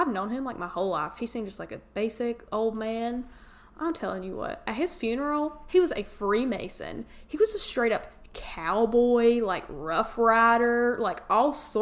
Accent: Raleigh, North Carolina, United States; we're from Raleigh

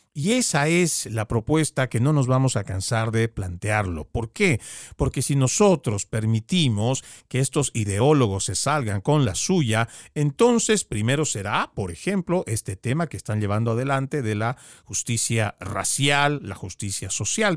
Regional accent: Bolivia; also born or lived in Florida; now in United States; Yo vengo de Bolivia

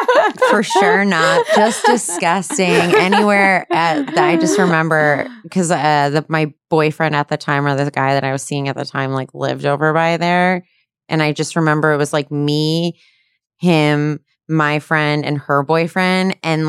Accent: New Jersey, United States; I'm from New Jersey. I'm from New Jersey.

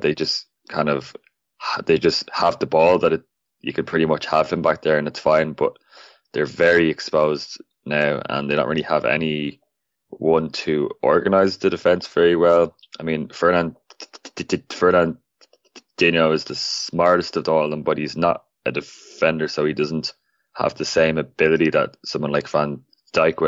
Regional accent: Ireland; I am Irish

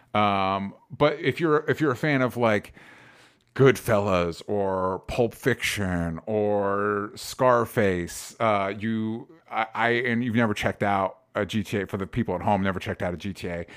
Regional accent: Florida, United States; somebody that grew up in Florida, not Miami, but I grew up in Florida

